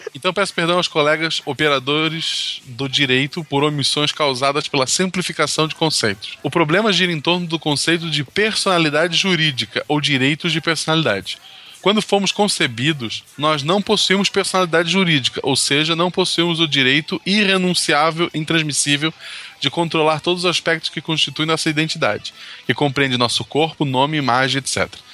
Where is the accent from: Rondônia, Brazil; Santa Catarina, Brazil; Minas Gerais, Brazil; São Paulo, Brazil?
Santa Catarina, Brazil; Florianópolis; also born or lived in São José, Santa Catarina; eu sou de Florianópolis, naquele né, é lado. Eu vivi em São José por vários motivos aleatórios